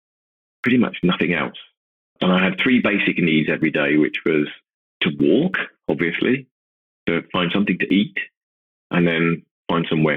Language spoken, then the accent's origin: English; Worthing, South East England, United Kingdom; my hometown, Worthing